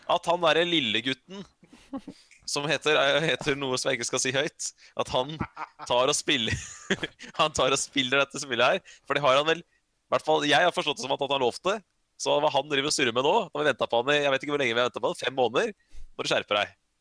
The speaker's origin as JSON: {"language": "Norwegian", "country": "Norway", "said": "jeg er norsk"}